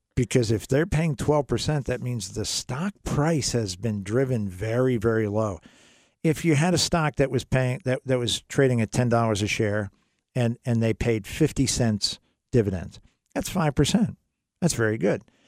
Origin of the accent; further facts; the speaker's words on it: United States; I'm an American